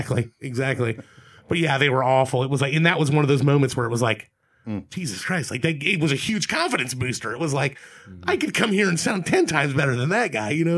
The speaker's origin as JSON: {"language": "English", "town": "Dayton", "region": "Ohio", "country": "United States", "said": "where are you from? And I'm like, Dayton, Ohio."}